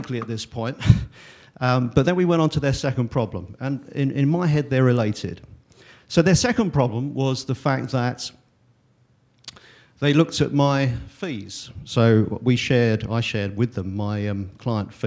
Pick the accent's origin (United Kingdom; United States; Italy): United Kingdom; England; I'm an accountant from England